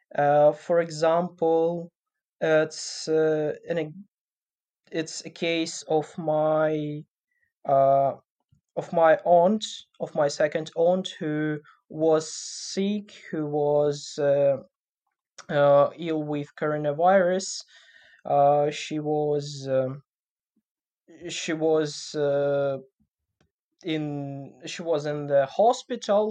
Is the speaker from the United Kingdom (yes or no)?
no; Sumy, Sumy Oblast, Ukraine; also born or lived in Kyiv; in Sumy, in my hometown now